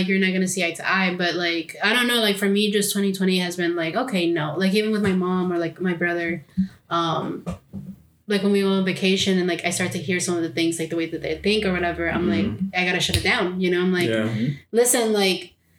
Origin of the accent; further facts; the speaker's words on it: Mexico City, Mexico; now in United States; I grew up in Mexico City and I'm very like light skinned.